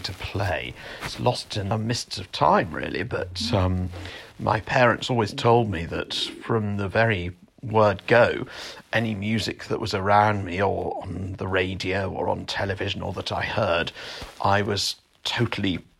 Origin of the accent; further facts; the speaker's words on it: Weymouth, South West England, United Kingdom; my hometown of Weymouth